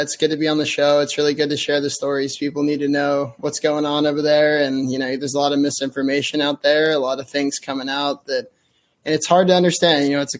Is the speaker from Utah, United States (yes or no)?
no; North Carolina, United States; So, I'm originally from Vast, North Carolina, kind of in the middle of nowhere. I was a military kid growing up.